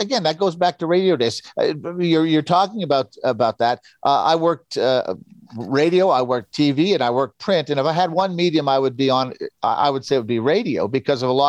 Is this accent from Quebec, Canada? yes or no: yes; Montreal, Quebec, Canada; I was like 10 years old growing up in Montreal